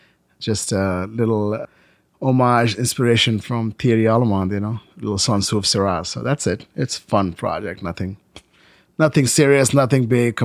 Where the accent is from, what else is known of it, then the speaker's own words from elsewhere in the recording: India; You know, it's like all my life I came from India. You know, there was nothing taken for granted.